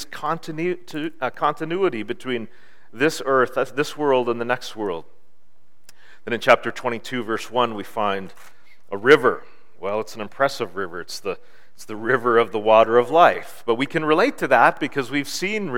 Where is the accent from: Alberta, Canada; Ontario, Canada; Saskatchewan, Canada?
Ontario, Canada; Bancroft; I grew up in Bancroft in Northern Ontario.